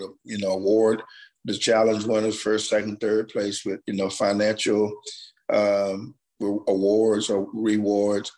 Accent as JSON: {"language": "English", "town": "Fort Meade", "region": "Florida", "country": "United States", "tie": "born or raised there", "said": "I'm from Fort Meade. Went in the military for 6 years, came back home to Fort Meade. So I've been in the community, been in the town pretty all of my life"}